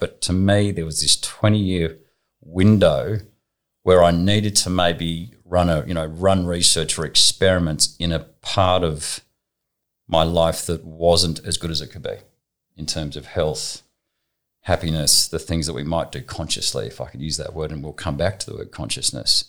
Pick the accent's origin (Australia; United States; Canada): Australia; Southern Highlands, New South Wales; also born or lived in Sydney; I was born in Sydney, not far from here, Jersey Road, so maybe 300 metres away. Um, when I was young, we moved to a property um, down in the Southern Highlands